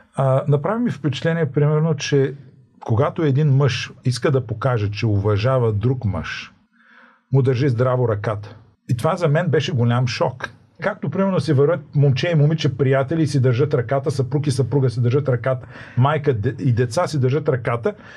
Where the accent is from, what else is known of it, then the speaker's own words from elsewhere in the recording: Bulgaria; откъде си, България